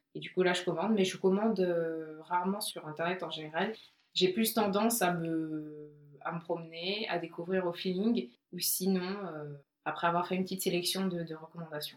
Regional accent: Côte d’Ivoire; je suis née euh, en Côte d'Ivoire, j'ai grandi en Côte d'Ivoire

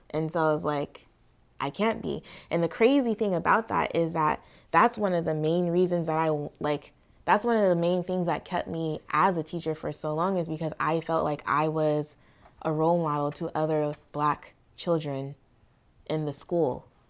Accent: California, United States; growing up in California

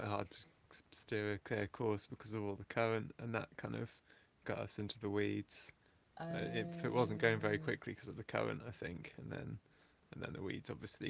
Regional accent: Denham, South East England, United Kingdom; I'm from Denham, which is a nice spot, and went to Harefield and met Tom.

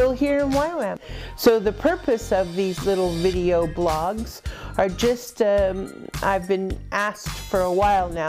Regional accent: United States; moved away as an adult; now in United Kingdom; I am an American, however, I am living in the United Kingdom.

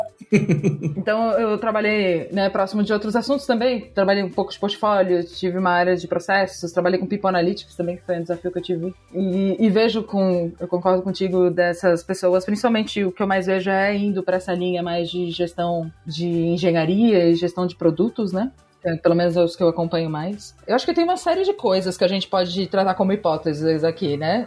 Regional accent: Florianópolis, Santa Catarina, Brazil; moved away as an adult; now in São Paulo, Brazil; eu sou de Floripa, Santa Catarina, mas eu moro aqui em São Paulo há cinco anos já

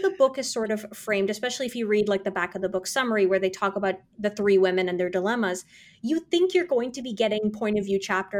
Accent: South India, India; I'm South Indian, you're Punjabi.

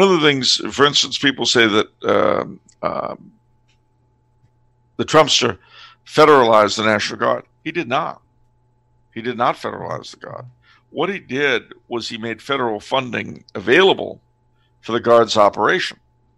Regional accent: California, United States; It's one of the few ways you could tell that I've lived in California most of my life. Because my accent, I have to say, is not as Californian as you might think. But, like everybody else raised out there

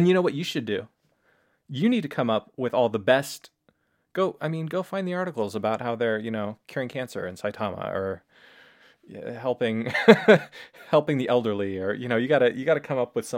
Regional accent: Portland, Oregon, United States; now in Japan; I come from Oregon, you know, and Portland

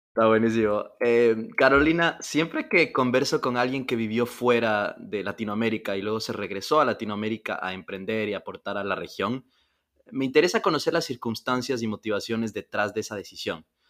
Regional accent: Ecuador; yo soy ecuatoriano, creciendo en Ecuador

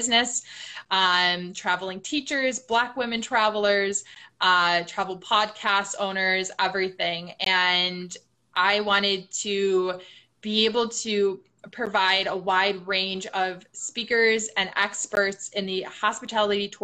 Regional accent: Milwaukee, Wisconsin, United States; moved away; also born or lived in Chicago; I'm originally from Milwaukee, Wisconsin

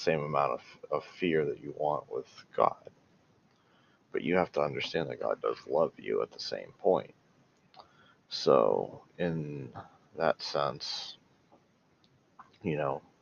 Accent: United States; I'm from America

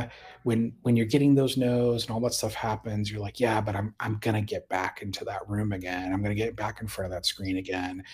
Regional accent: Indiana, United States; now in Austin, United States; I grew up in Indiana, lower middle class.

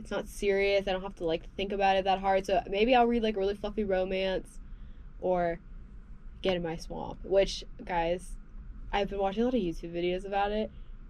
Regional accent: Houston, Texas, United States; moved away; my hometown of Houston.

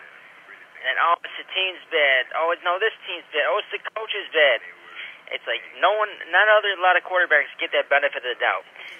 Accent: Chicago, Illinois, United States; I'm from Chicago.

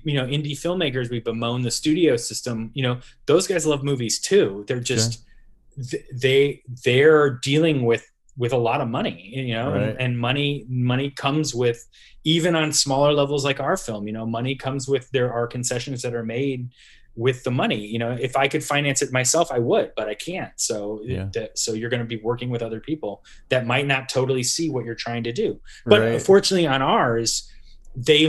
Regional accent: Midwest, United States; moved away; I'm from the Midwest originally

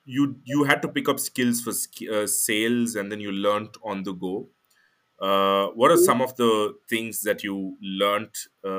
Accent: India; as an Indian

